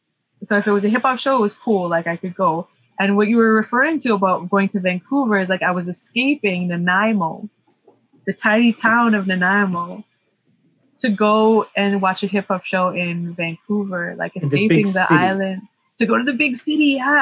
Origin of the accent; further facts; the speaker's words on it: Cape Town, Western Cape, South Africa; like the places that I grew up in Cape Town were not so safe.